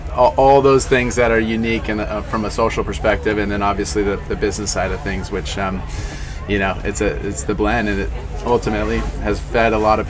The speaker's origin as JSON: {"language": "English", "town": "Ventura", "region": "California", "country": "United States", "tie": "born or raised there", "said": "growing up in Ventura."}